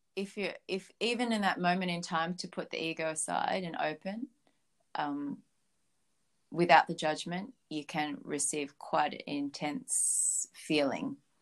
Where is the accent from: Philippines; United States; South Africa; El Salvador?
Philippines; now in Australia; I was born in Philippines, so I was a very strict Catholic back then